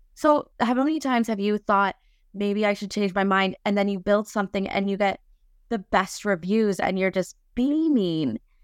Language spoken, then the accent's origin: English; Lion's Head, Ontario, Canada; I'm from Lionshead